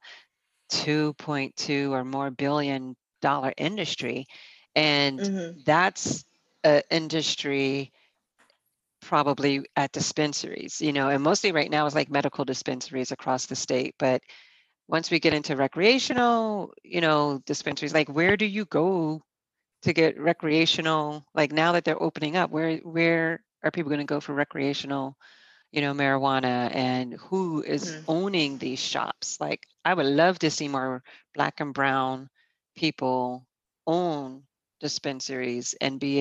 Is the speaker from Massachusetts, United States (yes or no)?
yes; Boston, Massachusetts, United States; now in New York, United States; I grew up mostly in Boston